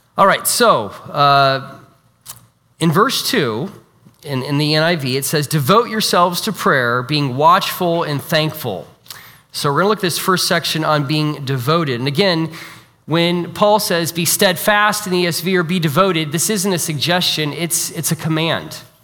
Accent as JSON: {"language": "English", "region": "Iowa", "country": "United States", "also_born_or_lived": "China", "moved": "yes", "said": "I'm from Iowa originally, so I'm an Iowa Hawkeye fan"}